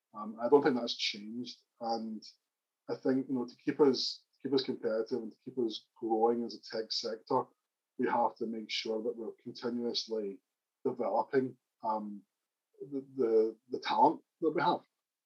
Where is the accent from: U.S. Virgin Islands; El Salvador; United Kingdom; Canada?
United Kingdom; Northern Ireland; accent: Northern Irish; I'm obviously a blow-in. My accent's got a kind of Northern Irish accent, obviously.